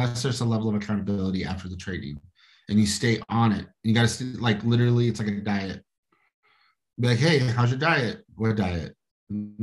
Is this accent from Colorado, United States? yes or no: yes; Denver, Colorado, United States; also born or lived in New York; I'm from Denver, okay, from the Southwest